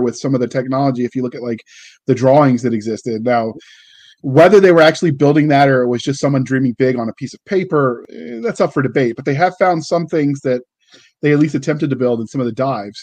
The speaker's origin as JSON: {"language": "English", "region": "Virginia", "country": "United States", "tie": "born or raised there", "said": "growing up in Virginia"}